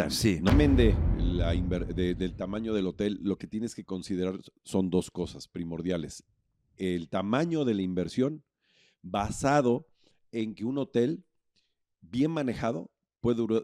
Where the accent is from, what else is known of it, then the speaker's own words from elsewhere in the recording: Puebla, Mexico; born there; now in Cancún, Mexico; si bien nací en Puebla, pero encontré mi vocación al llegar a Cancún en 1984.